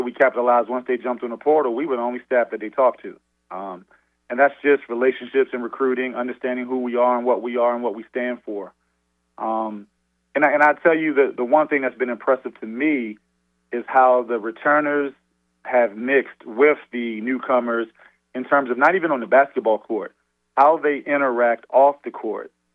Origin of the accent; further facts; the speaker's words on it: Baltimore, Maryland, United States; I was born and raised in Baltimore.